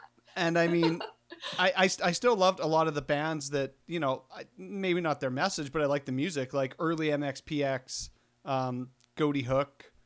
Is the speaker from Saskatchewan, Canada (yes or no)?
yes; Southeast Saskatchewan, Canada; also born or lived in Estevan; now in Winnipeg, Canada; I grew up in Southeast Saskatchewan